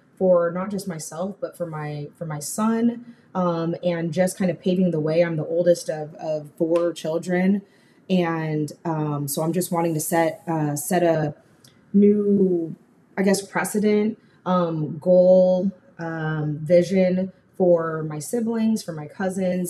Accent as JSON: {"language": "English", "town": "Sacramento", "region": "California", "country": "United States", "moved": "as an adult", "lives_now": "Dallas, United States", "said": "I'm originally from Sacramento, California, but I moved to the Dallas area in November"}